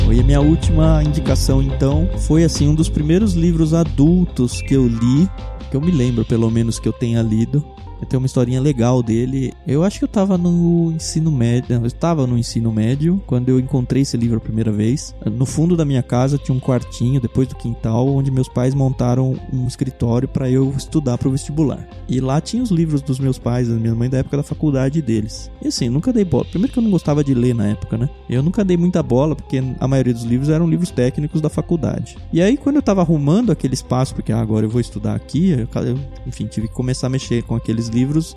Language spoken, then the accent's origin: Portuguese; Jundiaí, São Paulo, Brazil; moved away; Eu que vim do interior, eu cresci em Jundiaí